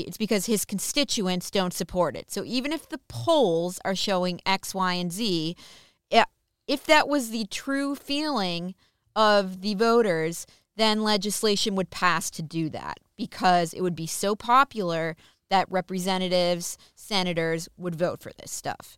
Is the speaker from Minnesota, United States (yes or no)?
yes; Minnesota, United States; I'm from Minnesota